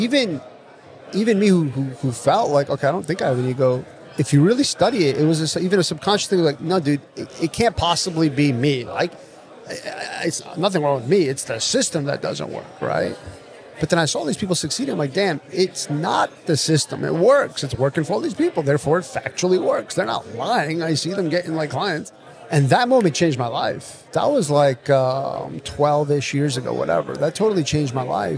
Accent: Connecticut, United States; I grew up in Connecticut

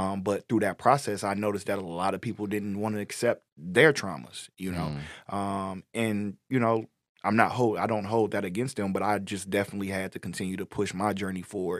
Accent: Inkster, Michigan, United States; moved away as an adult; now in Detroit, United States; I'm not from Detroit, you know, I'm from Inkster, so I'm from a smaller black community right outside of Detroit

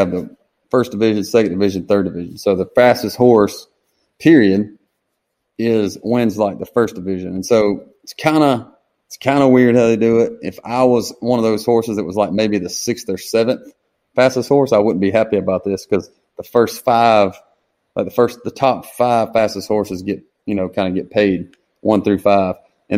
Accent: Harlem, Georgia, United States; About 20 miles just west off I-20 from Augusta. So, and Harlem is about 5 miles off the exit.

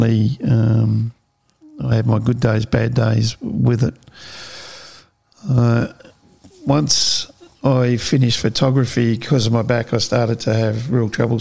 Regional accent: Melton, Victoria, Australia; So born and bred in Australia, in Melbourne, grew up in a little town called Melton, which is out west.

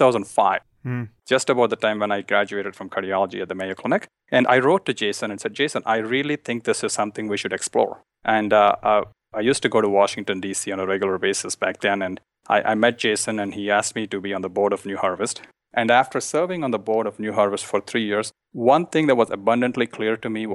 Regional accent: India; I grew up in India in a family that ate meat, and I really enjoyed eating meat.

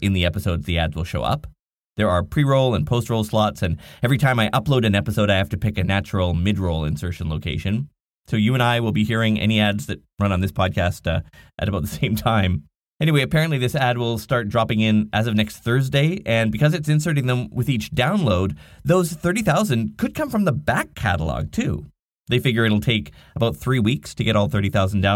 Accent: Nanaimo, British Columbia, Canada; my hometown called the Nanaimo Chronicles

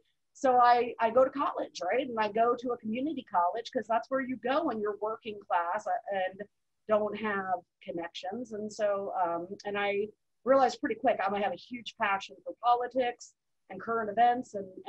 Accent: Mid-Atlantic, United States; also born or lived in Virginia; In the Mid-Atlantic. So like my dad had been in the Navy and he retired, and I was the youngest, so I didn't get as much Navy moving. But, you know, because of that, we lived in Virginia, like Spain, Virginia, and then moved to Mar

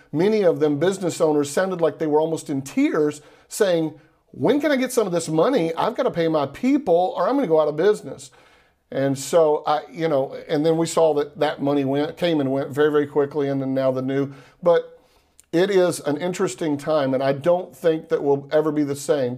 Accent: Texas, United States; now in Florida, United States; I'm from Texas. I live in Florida now

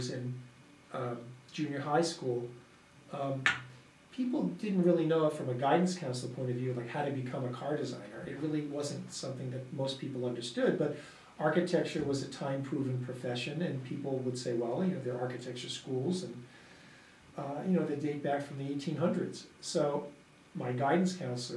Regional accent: Levittown, New York, United States; I was born in New York, in Long Island, and I basically was raised in Levittown

